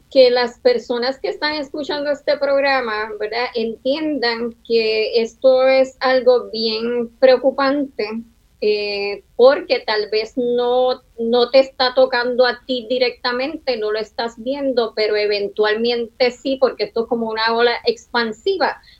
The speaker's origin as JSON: {"language": "Spanish", "country": "Puerto Rico", "said": "aquí han habido inmigraciones muy buenas para Puerto Rico, como la dominicana, que han generado riqueza, trabajo, es una comunidad que se ha integrado a la nuestra"}